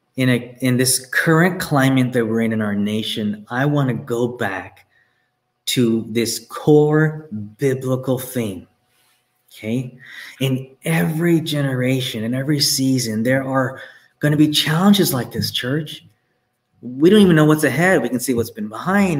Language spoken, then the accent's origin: English; Texas, United States; I'm from Texas. There are streets, my parents live on a street uh, called Plantation Lane, okay? This is all around me growing up.